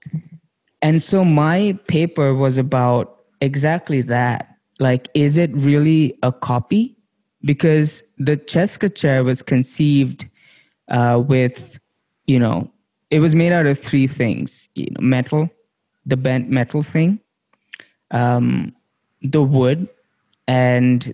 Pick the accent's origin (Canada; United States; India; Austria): India; growing up in India, we saw that chair everywhere